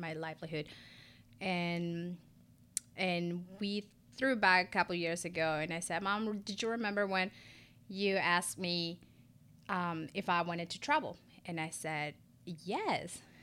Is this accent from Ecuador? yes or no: yes; Ecuador; English is a second language; moved away as an adult; also born or lived in San Diego, California; now in Charlotte, United States; born and raised Ecuadorian. I moved to the U S, um, about fifteen years ago